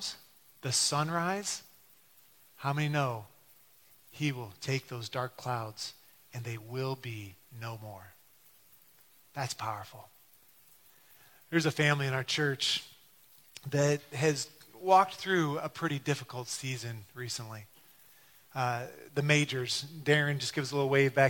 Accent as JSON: {"language": "English", "town": "Detroit", "region": "Michigan", "country": "United States", "tie": "born or raised there", "said": "growing up in Detroit"}